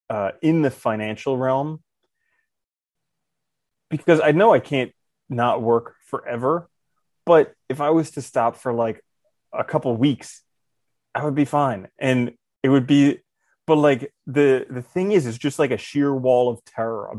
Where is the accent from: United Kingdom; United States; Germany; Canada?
United States; New Jersey; when I was a kid and we grew up in Jersey, which is the blueberry capital of the world